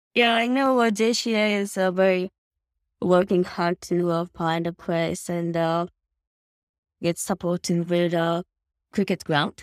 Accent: Nishinomiya, Hyogo, Japan; I was born and grew up uh, in Nishinomiya City, of course, the Kobe.

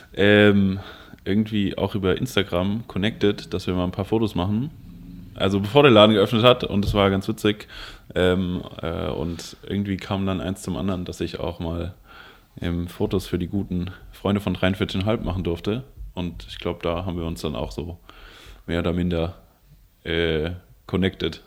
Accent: Koblenz, Rhineland-Palatinate, Germany; ich komme aus Koblenz

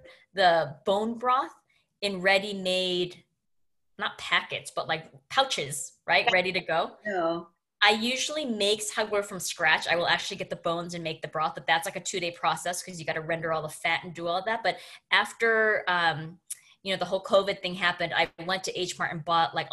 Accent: Canada; me being Canadian

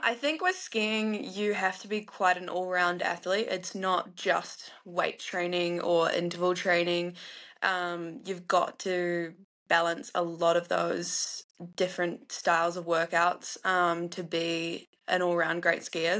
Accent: North Island, New Zealand; I was raised in the North Island

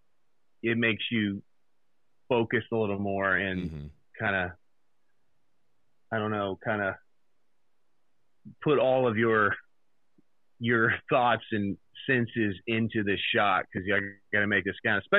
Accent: Xenia, Ohio, United States; I grew up in Xenia, Ohio, which it's a small town

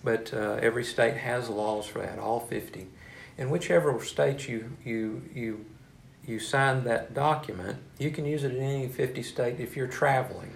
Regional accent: Marshall, Texas, United States; moved away as an adult; also born or lived in Waco, Texas / Fort Worth, Texas / Temple, Texas; now in Beaumont, United States; I'm originally from Marshall, Texas, and uh, moved away to Waco to to uh, uh Baylor University

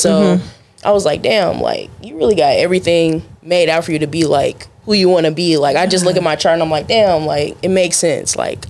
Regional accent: Arlington, United States; I'm originally from Arlington. Okay. So like I'm from the area.

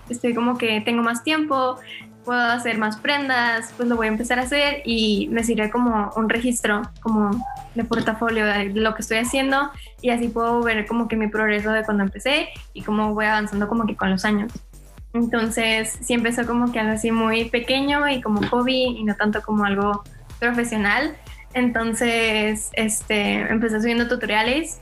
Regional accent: Monterrey, Nuevo León, Mexico; soy de Monterrey, tengo 18 años

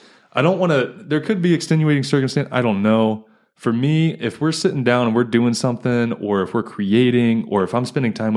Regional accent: East Coast, United States; now in Fort Wayne, United States; I'm not from Fort Wayne. I wasn't one of those mm-hmm. people that were born and raised here. Moved here from the East Coast.

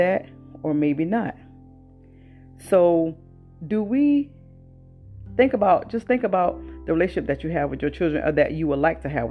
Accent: the South, United States; I was born and raised in the South.

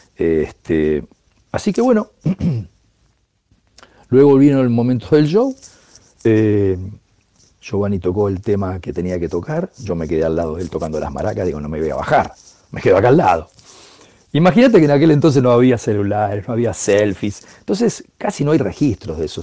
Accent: Argentina; soy un percusionista argentino

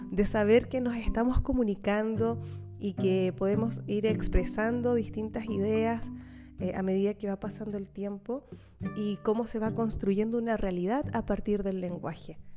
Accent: Chile; accent: Chilean; Parece que mm, mi acento chileno se parece mucho al acento canario, no lo sé.

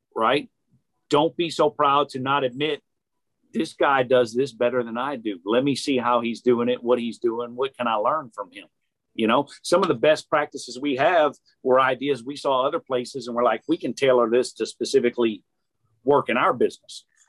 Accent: New Orleans, Louisiana, United States; now in Chattanooga, United States; I'm from New Orleans

